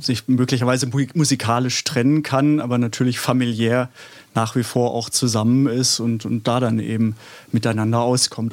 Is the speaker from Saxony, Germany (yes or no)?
no; Stuttgart, Baden-Württemberg, Germany; now in Berlin, Germany; Ich komme aus Stuttgart, also bin in Stuttgart geboren, aber bin seit 84 in Berlin und würde auch mich als Berliner bezeichnen